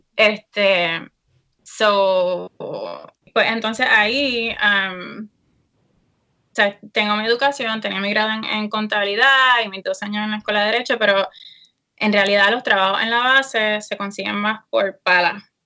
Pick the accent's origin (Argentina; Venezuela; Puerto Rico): Puerto Rico; Aguadilla; moved away as an adult; now in United States; soy orinal de Aguadilla, Uh, eh, I know, Westside